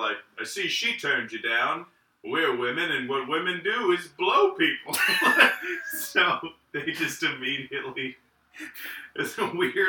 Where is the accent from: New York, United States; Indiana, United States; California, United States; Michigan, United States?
Indiana, United States; moved away